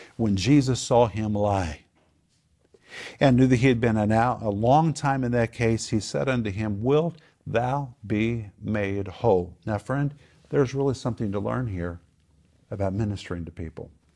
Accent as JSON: {"language": "English", "region": "Oklahoma", "country": "United States", "tie": "born or raised there", "said": "I grew up in Oklahoma"}